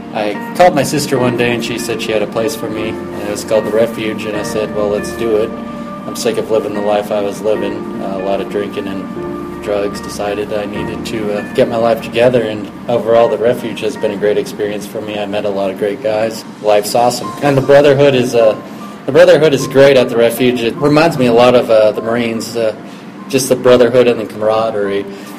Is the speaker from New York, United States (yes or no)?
no; Gallup, New Mexico, United States; moved away; also born or lived in Oklahoma; 24 years old. I'm from Gallup, New Mexico.